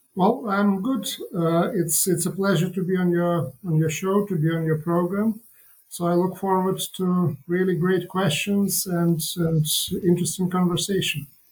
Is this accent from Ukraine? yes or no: yes; Ukraine; moved away; I come from Ukraine